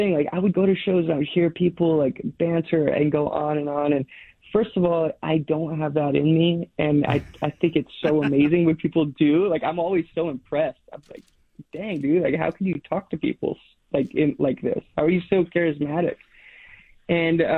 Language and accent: English; Alaska, United States; now in Portland, United States; I grew up in Alaska on these, like, long dog sled trips, dog mushing trips.